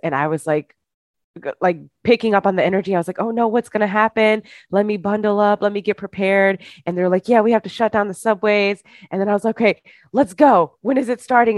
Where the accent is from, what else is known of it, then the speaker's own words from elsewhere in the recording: Michigan, United States; moved away as an adult; now in New York City, United States; I am originally from Michigan, but I've lived in New York City for the past seven years